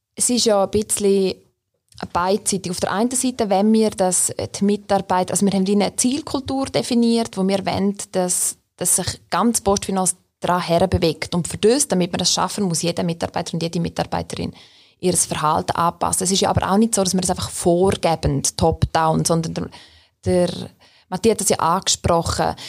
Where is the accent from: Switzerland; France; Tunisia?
Switzerland; Graubünden; now in Bern, Switzerland; ich bin ursprünglich aus Graubünden, wohne aber seit mehr als 15 Jahren schon in Bern